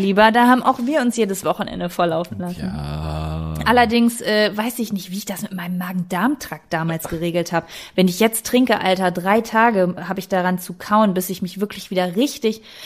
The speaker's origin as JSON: {"language": "German", "country": "Germany", "said": "ich bin Deutsche"}